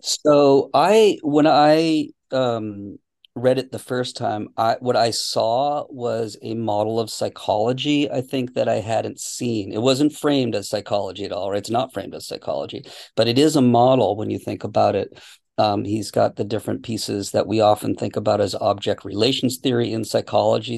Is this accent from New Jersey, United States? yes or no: no; Boston, Massachusetts, United States; moved away as an adult; now in California, United States; I grew up in Boston, so I I know the uh, the cold winters.